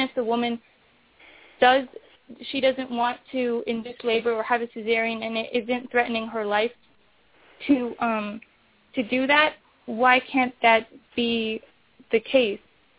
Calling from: Seattle, Washington, United States; I'm calling from Seattle, Washington.

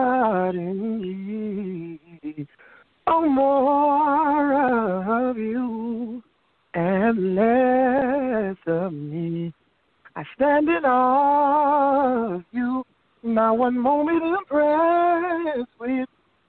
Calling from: Wilmington, Delaware, United States; calling from Wilmington, Delaware.

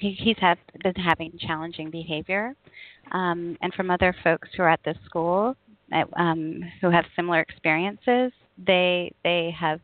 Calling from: Spain; I'm calling from Europe, so it's 5 o'clock in the afternoon for me

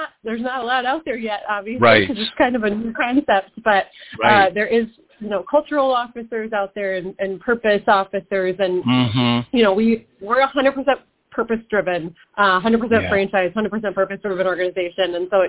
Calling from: Southeast Michigan, United States; I am calling from surprisingly sunny Michigan, Southeast Michigan.

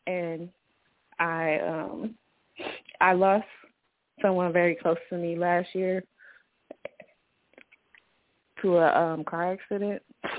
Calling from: Cleveland, Ohio, United States; I'm calling from Cleveland, Ohio.

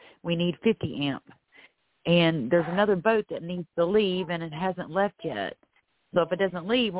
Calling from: Florida, United States; I'm calling from Florida.

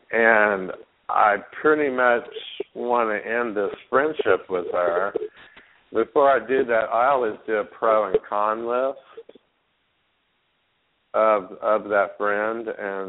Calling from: Palm Springs, California, United States; in Palm Springs.

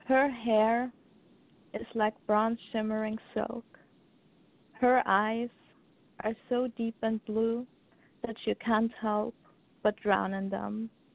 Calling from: Austria; From Austria.

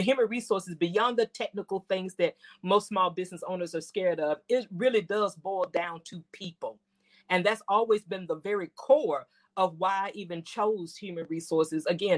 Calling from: Memphis, Tennessee, United States; I bring you greetings from Memphis, Tennessee.

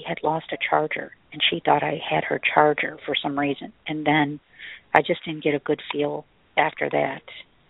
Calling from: Chicago, Illinois, United States; I'm calling from Chicago.

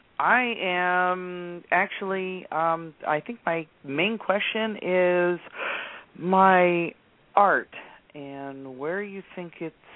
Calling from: Virginia, United States; I am in Virginia.

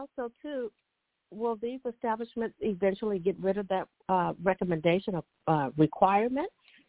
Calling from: California, United States

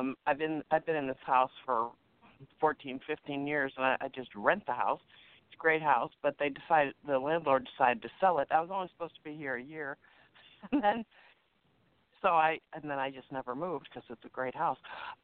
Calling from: Chicago, Illinois, United States; … from Chicago.

